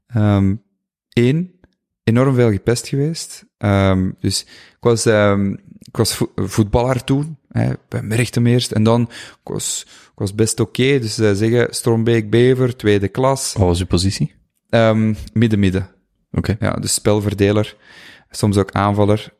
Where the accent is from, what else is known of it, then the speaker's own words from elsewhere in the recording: Flanders, Belgium; moved away as an adult; also born or lived in Buggenhout / Colombia / Ecuador; heel dicht bij mijn ehm, geboortedorp